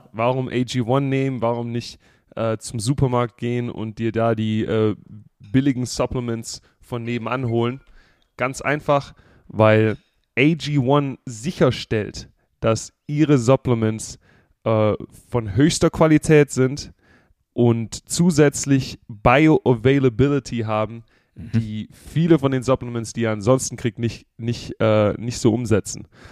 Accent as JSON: {"language": "German", "region": "Southern Germany", "country": "Germany", "moved": "yes", "lives_now": "United States", "said": "ich bin ja aus Süddeutschland"}